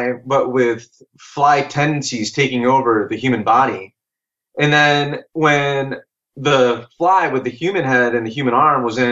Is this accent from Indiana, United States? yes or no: no; Michigan, United States; I grew up in Michigan